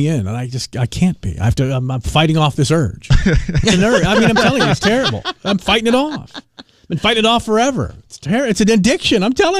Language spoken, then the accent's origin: English; Washington, District of Columbia, United States; now in Tennessee, United States; I'm not from around here. Mm-hmm. So I grew up in Washington, D.C., where we had the White Castle right there in Georgetown.